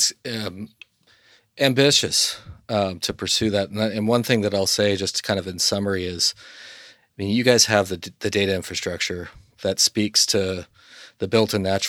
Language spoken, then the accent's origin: English; Colorado, United States; I grew up in Colorado, fished in New Mexico, skied in Utah, trained in California, and partied in Las Vegas. So I've been all over the West